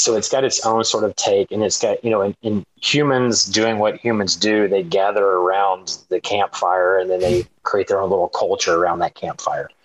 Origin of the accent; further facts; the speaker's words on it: Dallas and East Texas, United States; moved away as an adult; I was uh, born outside of Dallas. So I grew up between Dallas and East Texas